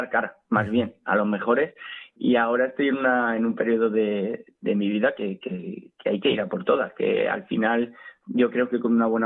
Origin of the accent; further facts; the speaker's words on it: Alcázar de San Juan, Castilla-La Mancha, Spain; now in Madrid, Spain; los que somos de Alcázar